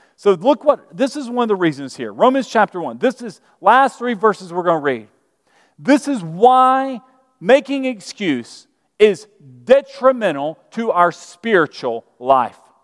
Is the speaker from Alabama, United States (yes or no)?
yes; Birmingham, Alabama, United States; moved away; I'm from Birmingham, Alabama. And, uh, I grew up Southern Baptist, and in Birmingham